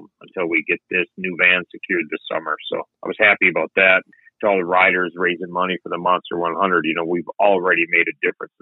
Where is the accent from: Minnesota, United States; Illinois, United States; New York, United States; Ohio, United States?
Minnesota, United States; I'm from Minnesota.